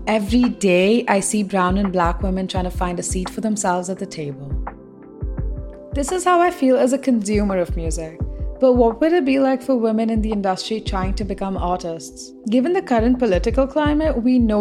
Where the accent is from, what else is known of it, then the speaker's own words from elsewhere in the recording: Mumbai, Maharashtra, India; now in London, United Kingdom; I grew up in Mumbai and I live in London now.